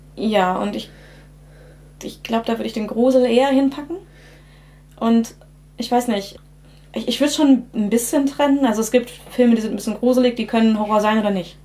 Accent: Germany; ich in einer deutschen Kleinstadt aufgewachsen bin

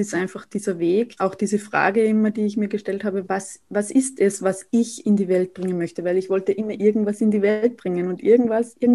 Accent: Saalfelden, Salzburg, Austria; now in Vienna, Austria; ich komme aus Österreich. Ich äh, wohne derzeit noch in Wien, aber bin bald wieder in meiner Heimat in Salzburg-Land, in Saalfelden.

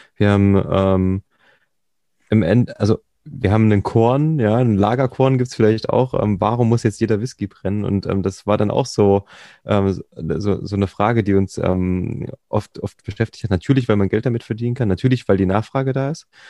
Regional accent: East Germany, Germany; ich bin typischer Ossi

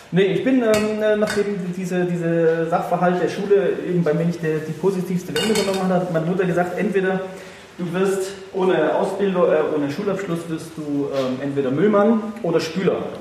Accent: Freiburg, Baden-Württemberg, Germany; ich komme ja gebürtig aus Freiburg

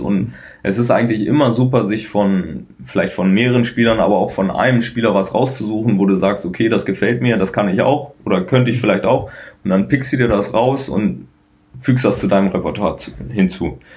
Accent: Dingelbe, Lower Saxony, Germany; in Dinkelbe, wo ich aufgewachsen bin, da in die Grundschule

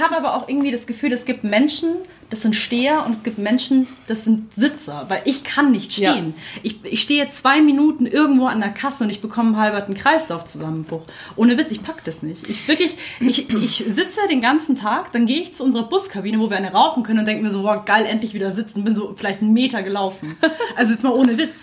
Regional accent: Munich, Bavaria, Germany; ich bin typischer Münchner

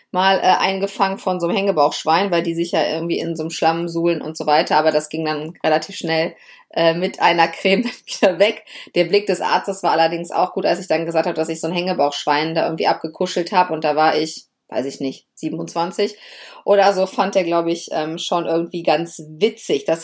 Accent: Lower Saxony, Germany; Ja, ich komme ja aus Niedersachsen und wir hatten, bis ich, ich glaube, bis ich, glaube ich, zwölf oder dreizehn Jahre alt war, tatsächlich nur drei Fernsehsender.

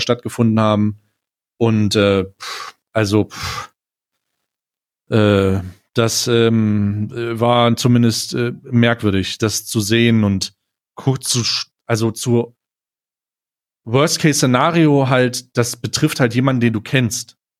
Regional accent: Magdeburg, Saxony-Anhalt, Germany; moved away; ich komme äh, ursprünglich äh, aus Magdeburg

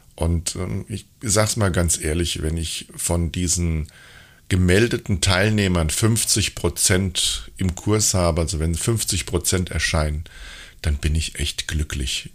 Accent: Hesse, Germany; ich war ja früher ein richtiger Heppes, wie man bei uns in Hessen sagt

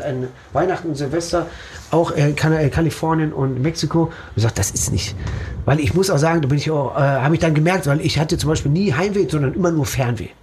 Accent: Herne, North Rhine-Westphalia, Germany; also born or lived in Dortmund; ich bin in Wander Eickel und Herne aufgewachsen, zur Schule gegangen

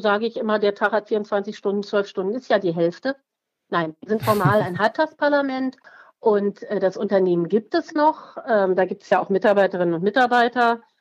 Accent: Berlin, Germany; Ich bin in Berlin geboren und aufgewachsen

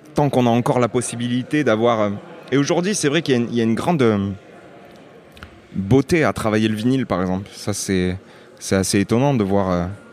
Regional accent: Lunel, Occitania, France; also born or lived in Nîmes; je, viens euh, d'une petite ville qui s'appelle Lunel

